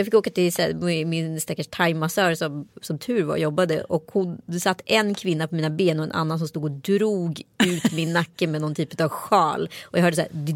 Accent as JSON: {"language": "Swedish", "town": "Strömstad", "region": "Västra Götaland", "country": "Sweden", "tie": "born or raised there", "said": "folk ifrån Strömstad där jag växte upp"}